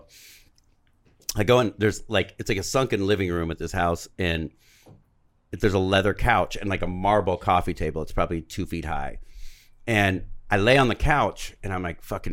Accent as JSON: {"language": "English", "town": "Covina", "region": "California", "country": "United States", "said": "I'm from Covina, home of the Church of the Crystal Methodist"}